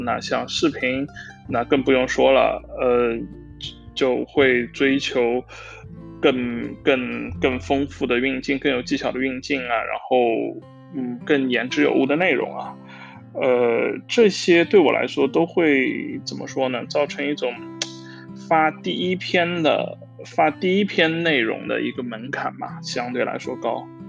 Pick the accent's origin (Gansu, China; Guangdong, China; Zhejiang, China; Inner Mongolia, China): Zhejiang, China; Hangzhou; moved away as an adult; now in Amsterdam, Netherlands; 我是一个杭州人嘛，其实就，嗯，周围小时候也并没有什么相声的文化